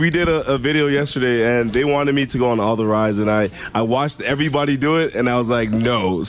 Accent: Canada; I'm from Canada.

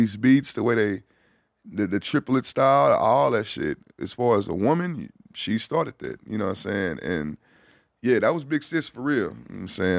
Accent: Houston, Texas, United States; being from Houston

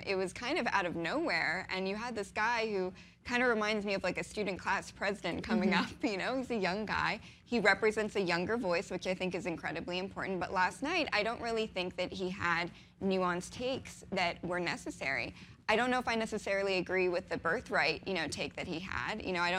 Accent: Pittsburgh, Pennsylvania, United States; moved away; also born or lived in New York; I'm originally from Pittsburgh.

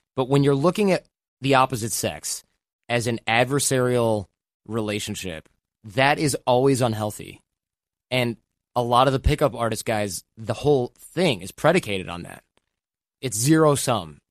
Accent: Michigan, United States; moved away; also born or lived in New York / Los Angeles; I grew up in Michigan

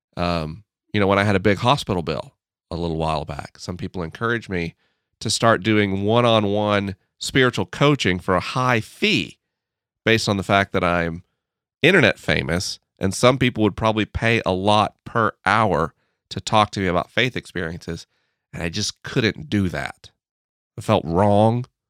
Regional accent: United States; As an American

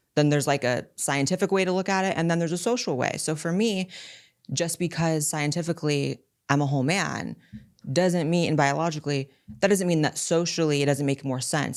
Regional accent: California, United States; I was born and raised in California, which is very, very liberal

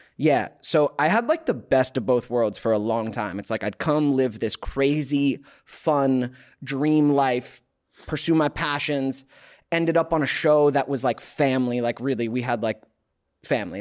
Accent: Alpharetta, Georgia, United States; now in Los Angeles, United States; Outside Atlanta, suburbs of Atlanta

